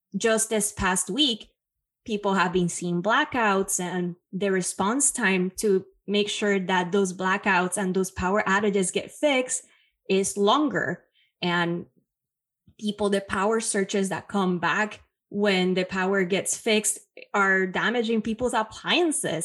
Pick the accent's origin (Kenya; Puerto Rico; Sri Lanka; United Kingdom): Puerto Rico; now in New York City, United States; I was born and raised in Puerto Rico, now currently based in New York City